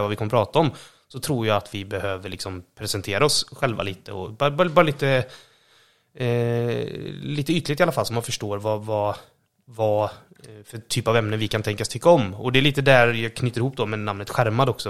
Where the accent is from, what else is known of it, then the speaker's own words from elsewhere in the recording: Borås, Västra Götaland, Sweden; Vi, vi kommer ju båda från eh, Borås